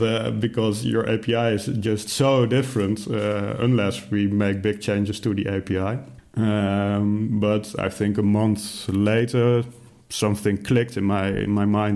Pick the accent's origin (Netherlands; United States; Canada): Netherlands; I'm from the Netherlands